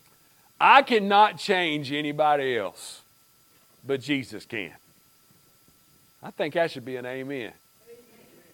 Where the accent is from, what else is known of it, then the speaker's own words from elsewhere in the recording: United States; growing up in Pike County and in the mountains